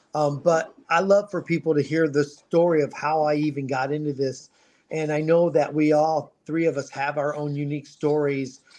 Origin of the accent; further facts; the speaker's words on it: Ohio, United States; now in Scottsdale, United States; I was born in Ohio, and I I dealt with the snow, and I dealt with the cold, and I dealt with the gray skies for a long time. And now I'm in Arizona designing landscaping and swimming pools. So for this Ohio boy